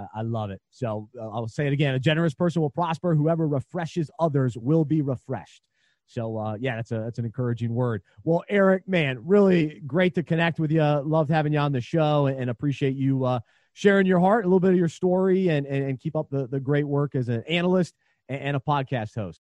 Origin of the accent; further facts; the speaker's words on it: Charlotte, North Carolina, United States; one of the radio host that I grew up listening to in Charlotte